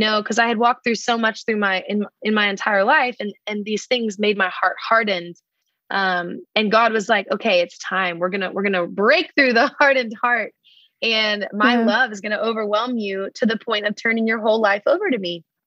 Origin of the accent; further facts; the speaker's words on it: Dallas, Texas, United States; moved away as an adult; now in Nashville, United States; I'm originally from Dallas, Texas.